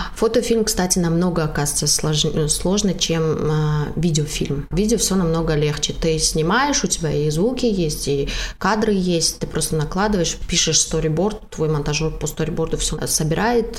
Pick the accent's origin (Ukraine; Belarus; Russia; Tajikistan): Tajikistan; я из Таджикистана